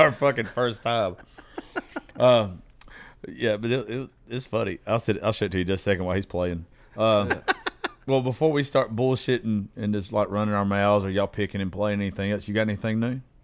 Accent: Georgia, United States; I'm dyslexic from Georgia

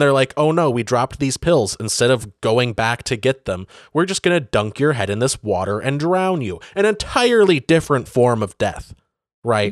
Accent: Benzie County, Michigan, United States; Benzie, the, the county that I grew up

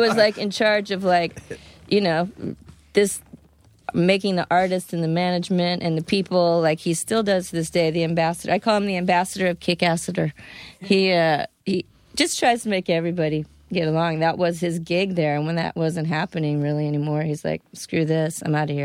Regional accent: Florida, United States; also born or lived in Fairfax, Virginia; I grew up in Florida.

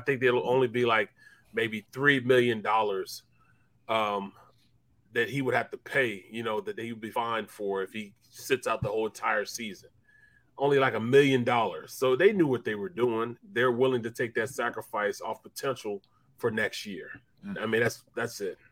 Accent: St. Louis, Missouri, United States; I'm from I'm from St. Louis, Missouri

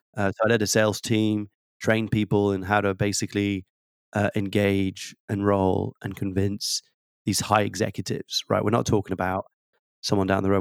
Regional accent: France; accent: slight tweak of an accent; moved away; I was born and raised in France

